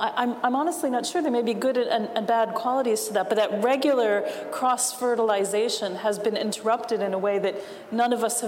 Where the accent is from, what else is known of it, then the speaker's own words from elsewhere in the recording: New York, United States; moved away as an adult; now in Ireland; the next town over from where I grew up in New York.